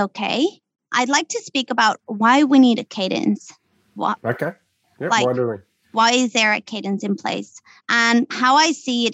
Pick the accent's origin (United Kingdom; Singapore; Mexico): Mexico; moved away as an adult; I come from Mexico, right? I came here. I didn't know anyone